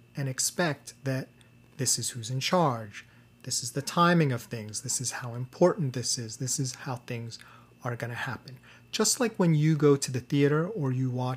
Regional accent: New York/New Jersey area, United States; I'm from the New York, New Jersey area

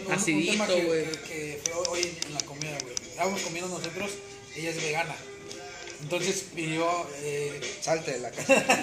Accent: Mexico; nosotros como mexicanos

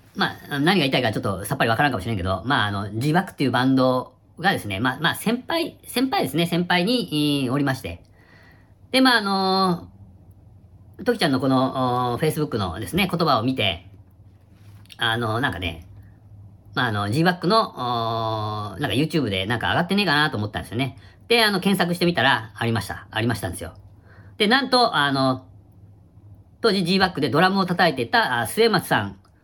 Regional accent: Kitakyushu, Fukuoka, Japan; 北九州出身なんですよ

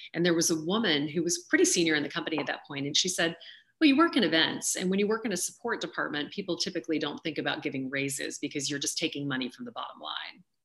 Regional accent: Louisiana, United States; I grew up in Louisiana

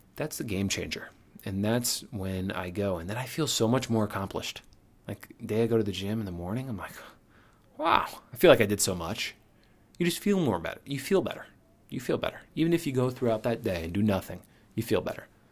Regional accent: Connecticut, United States; moved away as an adult; also born or lived in New York City; now in New York, United States; we're from Connecticut

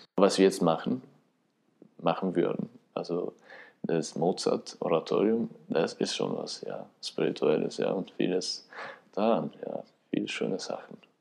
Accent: Kosovo; German is a second language; moved away as an adult; now in Vienna, Austria; komme aus dem Kosovo, bin 1984 geboren. In Wien bin ich schon seit äh, 2005.

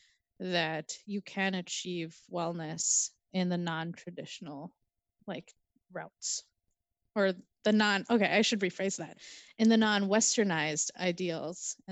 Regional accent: Minnesota, United States; I consider myself to be a Minnesotan in terms of where I find my home and where I find myself to be a local

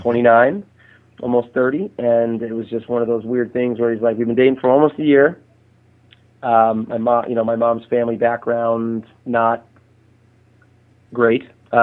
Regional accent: Houston, Texas, United States; born there; now in San Diego, United States; I live in San Diego, California. I was born in Houston, you know, which is Clear Lake

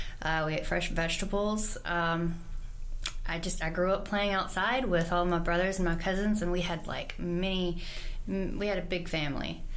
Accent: Atlanta, Texas, United States; born or raised there

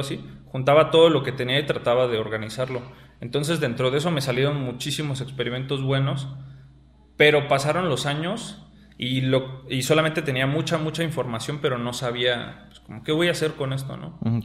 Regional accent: Mexico City, Mexico; moved away as an adult; now in Querétaro, Mexico; yo soy de nacido en la Ciudad de México, pero por decirlo así, la mitad de mi vida viví en Ciudad de México y actualmente radico en Querétaro

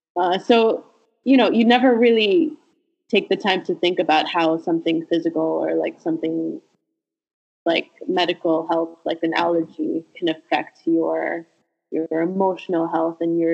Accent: Sint Maarten; now in United States; all throughout my time growing up in St. Martin, I never had them.

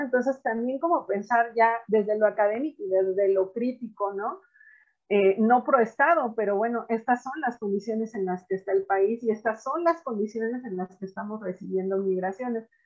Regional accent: Mexico; also born or lived in Puebla / Sinaloa; acá en casa que somos de Puebla y de Sinaloa

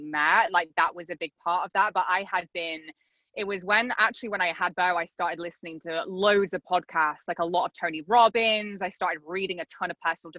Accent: England, United Kingdom; moved away as an adult; also born or lived in Arizona; now in South Florida, United States; I'm not from the States, I'm from England. So I'd kind of grown up in England.

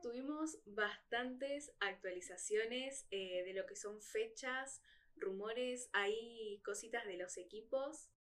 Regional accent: Argentina; nosotros como fanáticos argentinos

